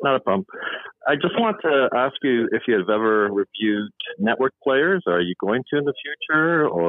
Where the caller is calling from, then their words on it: Toronto, Ontario, Canada; I'm calling from Z-Tasca. Toronto, Canada.